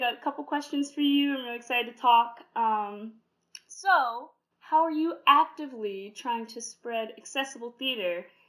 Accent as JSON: {"language": "English", "region": "Ohio", "country": "United States", "tie": "born or raised there", "said": "Growing up in Ohio, I went to public school."}